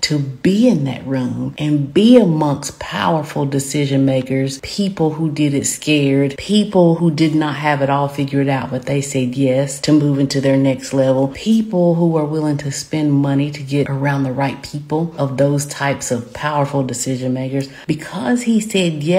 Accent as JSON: {"language": "English", "region": "the South", "country": "United States", "accent": "Southern", "said": "I am Southern, as you can tell by my accent."}